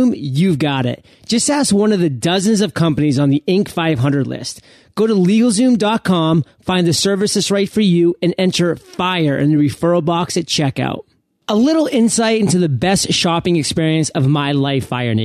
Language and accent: English; Maine, United States; born and raised in Maine